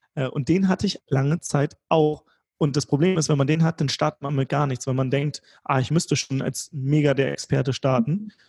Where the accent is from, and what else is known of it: Germany